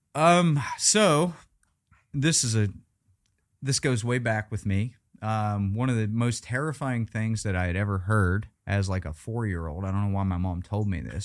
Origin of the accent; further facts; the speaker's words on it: Weston, West Virginia, United States; moved away as an adult; now in Las Vegas, United States; going back to my hometown